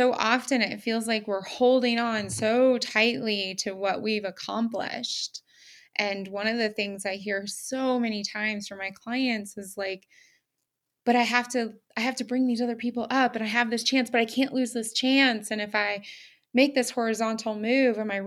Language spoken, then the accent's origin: English; United States; moved away as an adult; now in Germany; I'm this American, I'm living in Germany.